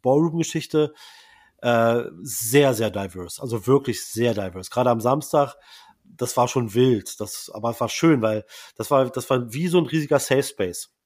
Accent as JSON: {"language": "German", "town": "Braunschweig", "region": "Lower Saxony", "country": "Germany", "said": "Braunschweig, wo ich herkomme"}